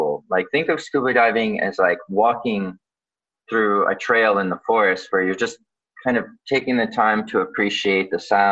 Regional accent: Vancouver, British Columbia, Canada; born or raised there; also born or lived in Odesa, Ukraine

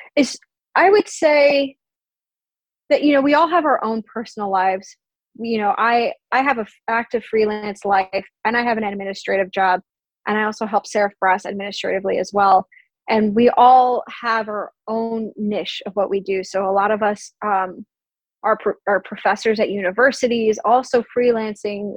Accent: Long Island, New York, United States; moved away; I'm also from Long Island, so I'll go to New York City do the concert, see my family afterwards

